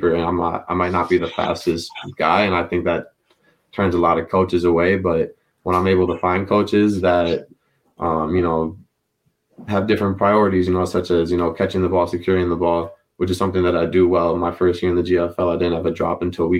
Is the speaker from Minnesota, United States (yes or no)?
yes; Minnesota, United States; I was from Minnesota